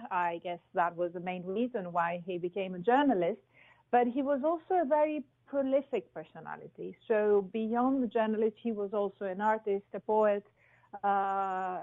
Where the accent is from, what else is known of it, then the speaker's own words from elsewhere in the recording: Athens, Attica, Greece; moved away as an adult; also born or lived in Qatar; I was born and raised in Athens.